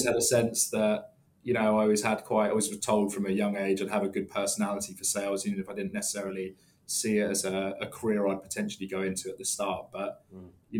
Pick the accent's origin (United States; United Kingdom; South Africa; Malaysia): United Kingdom; Letchworth Garden City, East of England; now in London, United Kingdom; Just about an hour north of London, in a small town in Hertfordshire called Letchworth Garden City